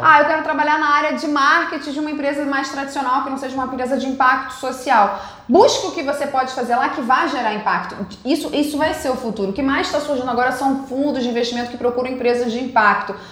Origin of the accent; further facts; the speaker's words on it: Rio de Janeiro, Brazil; also born or lived in Tahiti, French Polynesia; eu estudei no colégio francês aqui no Rio